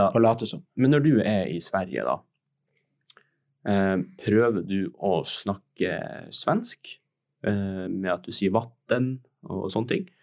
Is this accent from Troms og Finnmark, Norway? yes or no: yes; Tromsø, Troms og Finnmark, Norway; now in Oslo, Norway; jeg er 19 år, kommer fra Tromsø. Jeg er født og oppvokst i Tromsø, jeg har bodd her hele livet mitt. Nå har jeg nettopp flytta til Oslo for å studere skuespill på Westerdals.